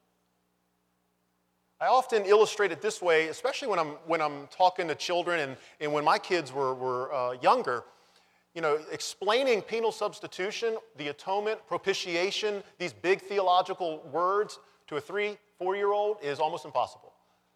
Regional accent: Virginia Beach, Virginia, United States; I grew up in Virginia Beach and grew up in a big neighborhood

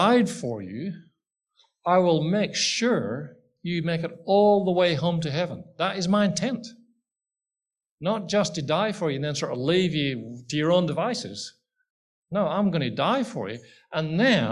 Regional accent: Ireland; I'm Irish

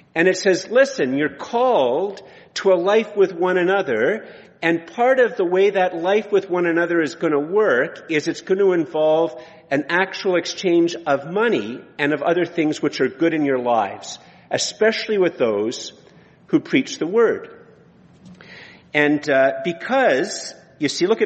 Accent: Ottawa, Ontario, Canada; also born or lived in Kenya; I was born in Ottawa and that I was born in a safe city at a safe time in a prosperous city

